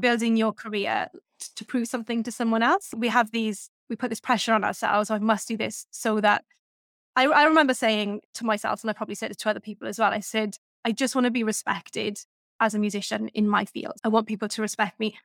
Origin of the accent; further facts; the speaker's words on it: Welsh Valleys, Wales, United Kingdom; I grew up in the Welsh Valleys